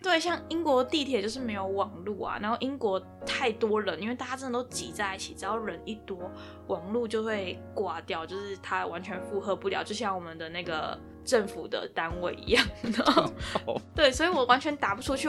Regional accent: Taiwan; moved away as an adult; now in London, United Kingdom; 我们就是台湾的未来自己保护好啊

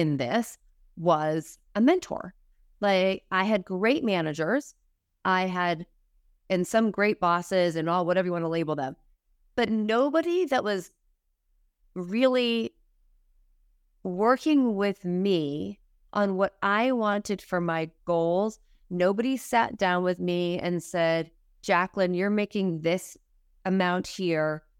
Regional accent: Massachusetts, United States; moved away as an adult; also born or lived in Manhattan, New York; I was from Massachusetts, so I was in, living in Manhattan, moved back to Massachusetts

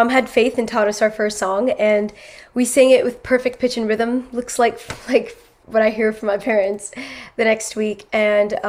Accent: San Diego, California, United States; also born or lived in Netherlands / New York; we were born in Netherlands, and then we went to move to New York for about like 2 years, and then we moved to San Diego since first grade

